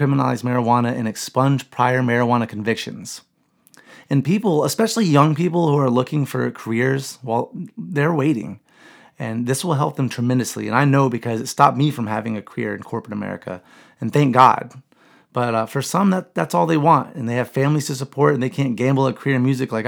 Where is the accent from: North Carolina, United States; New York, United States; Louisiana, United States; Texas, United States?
North Carolina, United States; now in Florida, United States; my home state of North Carolina